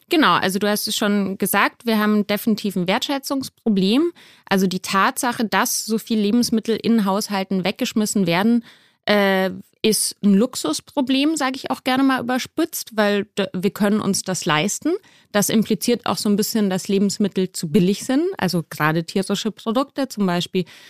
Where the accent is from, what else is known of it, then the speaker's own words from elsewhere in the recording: Munich, Bavaria, Germany; now in Berlin, Germany; Ich komme ursprünglich aus München